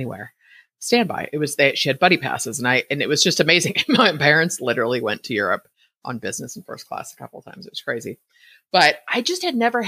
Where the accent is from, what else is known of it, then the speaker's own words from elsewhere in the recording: San Francisco suburbs, California, United States; my parents moved out to suburbia when I was like two. So, you know, my entire life has been in suburbia